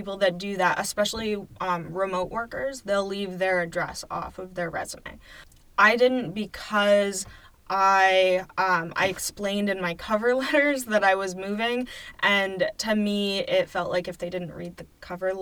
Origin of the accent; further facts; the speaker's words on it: Baldwinsville, New York, United States; moved away as an adult; also born or lived in New Hampshire; now in Syracuse, United States; I grew up in Baldwinsville and I wanted to move back